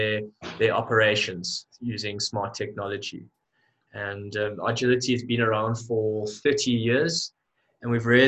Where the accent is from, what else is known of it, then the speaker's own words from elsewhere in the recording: Johannesburg, Gauteng, South Africa; I'm from Johannesburg, South Africa